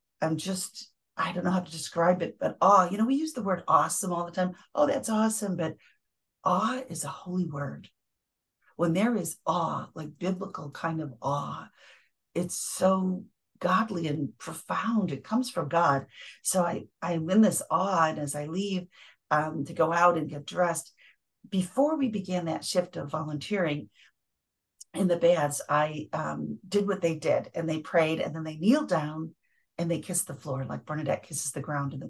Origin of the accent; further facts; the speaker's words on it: Central New York, United States; I'm from Central New York